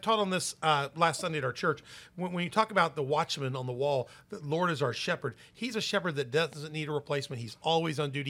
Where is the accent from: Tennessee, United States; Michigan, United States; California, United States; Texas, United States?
Tennessee, United States; Memphis; I'm from Memphis